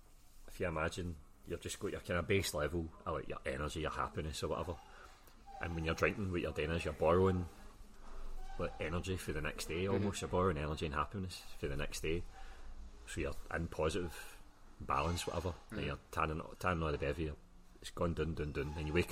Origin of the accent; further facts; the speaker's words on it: Scotland, United Kingdom; Maybe it's just we as young Scottish guys, we don't really know how to deal with that.